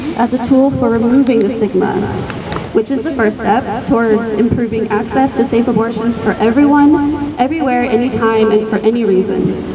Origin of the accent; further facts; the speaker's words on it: United States; now in Freiburg, Germany; my home country, the United States